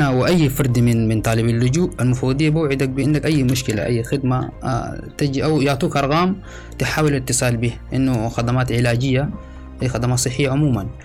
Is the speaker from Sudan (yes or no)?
yes; Sudan; now in Libya; تحركت من السودان 2018 في فبراير وأثناء قدومي من ليبيا عبر عبر دولة التشاد والصحراء الكبرى